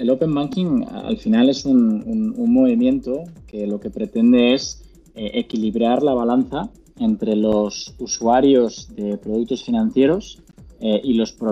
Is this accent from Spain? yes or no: yes; Spain; como, como, te habrás dado cuenta por, mi acento, eh, si bien cubrimos la región eh, de, México hasta, hasta el cono sur, somos españoles.